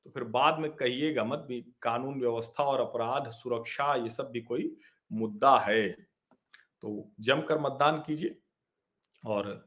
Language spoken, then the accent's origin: Hindi; Uttar Pradesh, India; ये विधानसभाएं तो वो है जिसमें एक तरह से कहें कि मेरा गांव है मेरा अपना शहर है मेरे आसपास के लोग हैं